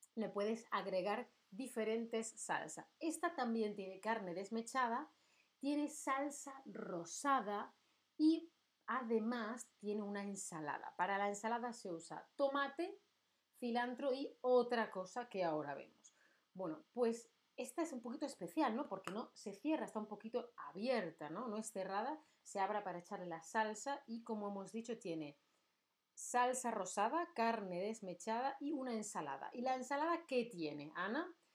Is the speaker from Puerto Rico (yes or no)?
no; Spain; Yo soy de España.